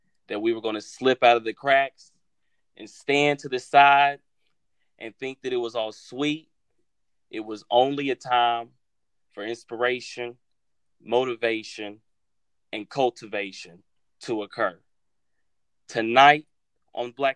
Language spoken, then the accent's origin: English; Chicago, Illinois, United States; moved away; a brother originally from Chicago